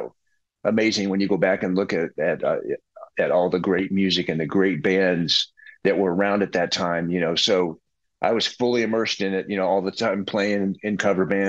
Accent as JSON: {"language": "English", "region": "Texas", "country": "United States", "tie": "born or raised there", "said": "growing up in Texas"}